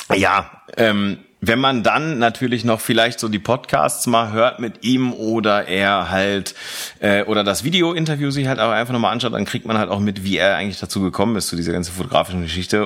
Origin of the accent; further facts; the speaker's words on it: Velbert, North Rhine-Westphalia, Germany; aus Fellbad